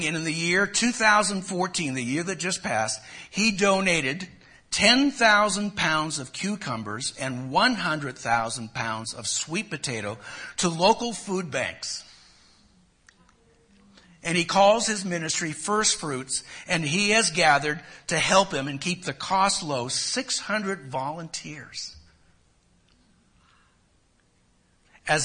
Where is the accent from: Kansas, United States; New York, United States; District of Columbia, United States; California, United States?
California, United States; Los Angeles; I'm from Los Angeles